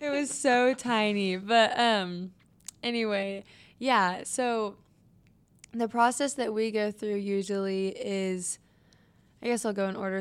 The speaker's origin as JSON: {"language": "English", "town": "Wichita", "region": "Kansas", "country": "United States", "tie": "born or raised there", "said": "I was born and raised in Wichita, Kansas"}